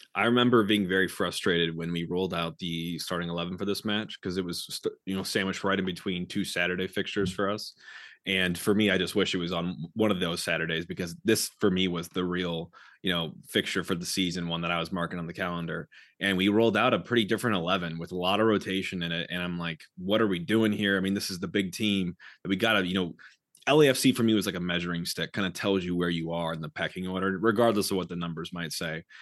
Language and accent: English; St. Louis, Missouri, United States; also born or lived in Kansas City; growing up in Saint Louis, playing soccer